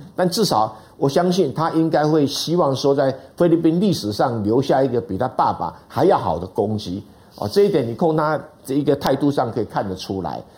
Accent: Taiwan; 这个历史我们台湾人比较不连不清楚

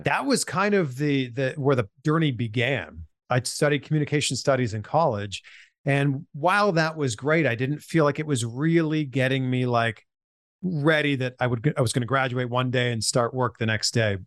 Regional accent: Pickering, Ontario, Canada; born or raised there; moved away as an adult; now in United States

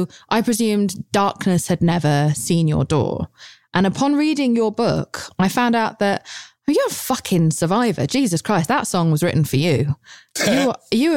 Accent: United Kingdom; I'm British

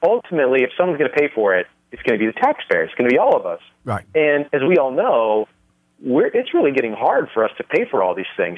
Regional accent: Los Angeles, California, United States; moved away as an adult; also born or lived in Nevada; now in Las Vegas, United States; I was raised, uh, born and raised in California

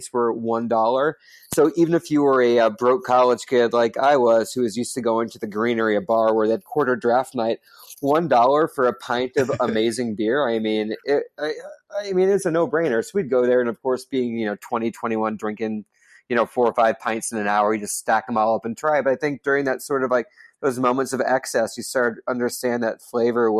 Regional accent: Dayton, Ohio, United States; I grew up in Dayton, Ohio

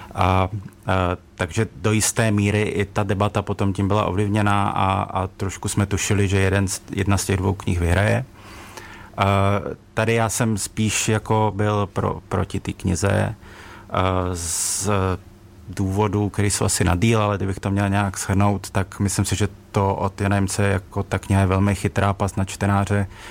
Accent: Ostrava, Moravian-Silesian Region, Czechia; já jsem sám z Ostravy

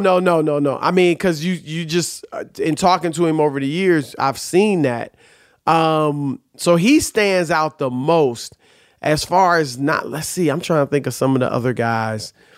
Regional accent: Cleveland, Ohio, United States; I'm from Cleveland

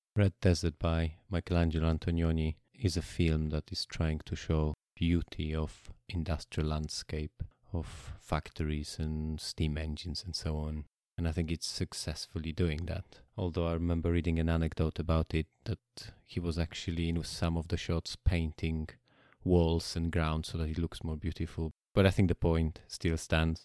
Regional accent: Poland; I grew up in Poland

